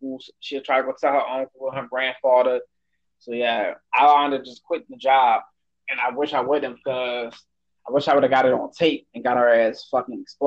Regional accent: New Orleans, Louisiana, United States; moved away; I'm from New Orleans

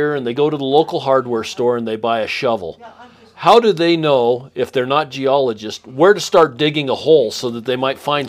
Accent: Basin, Wyoming, United States; We are from Wyoming, Basin, Wyoming, to be exact.

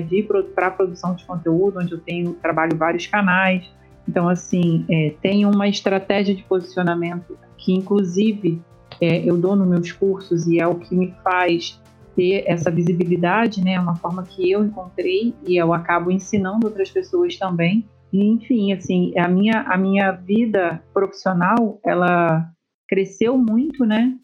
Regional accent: interior of Rio de Janeiro state, Brazil; moved away as an adult; also born or lived in Niterói; eu não sou da, da cidade de Niterói, que é onde fica a UF, onde eu me graduei. É, eu sou do interior do estado

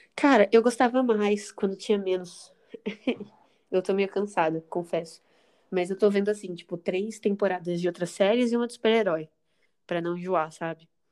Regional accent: Brazil; a gente, como brasileiro

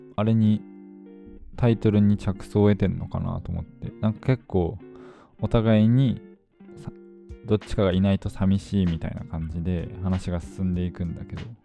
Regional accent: Fukuoka, Japan; moved away as an adult; now in Tokyo, Japan; もともと、あの、福岡生まれ、福岡育ちで、十八年間、高校三年生まで、福岡の実家にいた

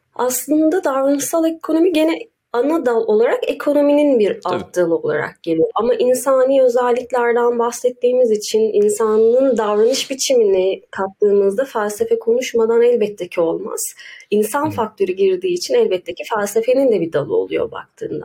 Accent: Ankara, Turkey; Ankaralıyım. Ankara'da doğdum daha doğrusu.

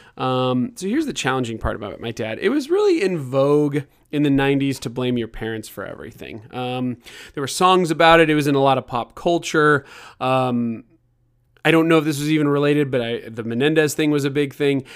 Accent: Kansas City, United States; moved away; I was from Kansas City

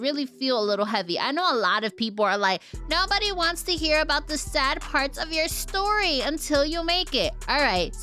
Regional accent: Paterson, New Jersey, United States; I'm from Paterson, New Jersey

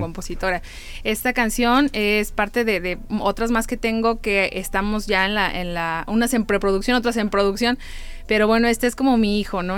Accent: San Luis Potosí, Mexico; somos de San Luis Potosí todos

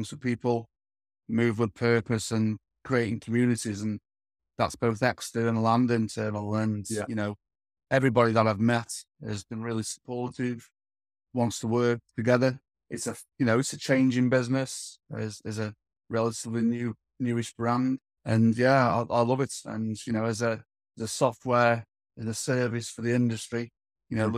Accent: Stoke-on-Trent, West Midlands, United Kingdom; I was born in Stoke-on-Trent

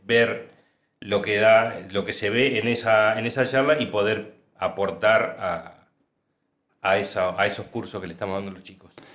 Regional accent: San Jorge, Santa Fe, Argentina; No soy de acá, no soy de, de Córdoba capital, soy de San Jorge, Santa Fe.

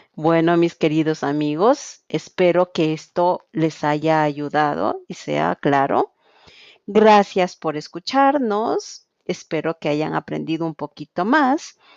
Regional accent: Quito, Pichincha, Ecuador; soy de Quito, Ecuador

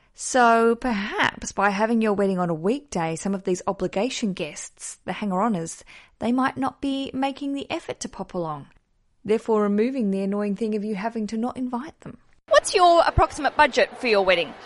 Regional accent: Tasmania, Australia; moved away; also born or lived in Melbourne; I grew up in Tasmania

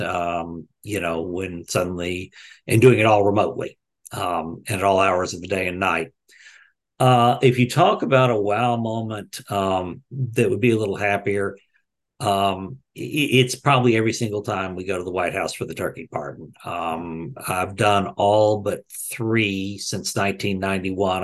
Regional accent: Texas, United States; I grew up in Texas.

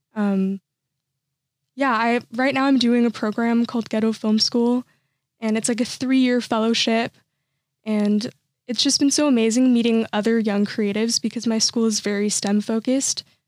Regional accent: Santa Clarita, California, United States; I'm from Santa Clarita, which is like the suburbs side

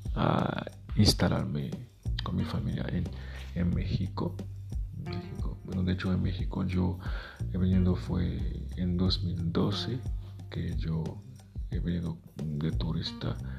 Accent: Haiti; first language Haitian Creole; Spanish is a second language; moved away; mi país, Haití. Yo empecé a escribir en, criollo, que es nuestro idioma maternal

